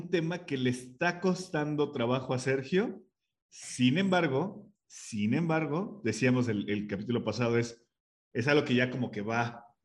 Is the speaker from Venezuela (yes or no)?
no; Mexico